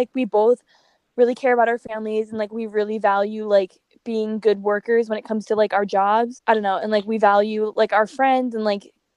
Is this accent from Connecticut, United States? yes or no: yes; Connecticut, United States; I was born in Connecticut